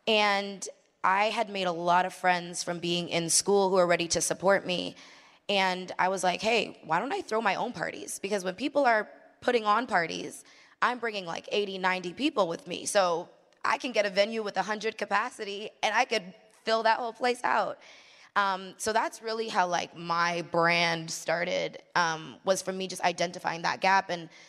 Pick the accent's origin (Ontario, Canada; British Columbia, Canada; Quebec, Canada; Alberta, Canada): Ontario, Canada; Mississauga; there aren't many female DJs in Toronto. That's where I'm from. I'm from Toronto. Well, Mississauga, specifically.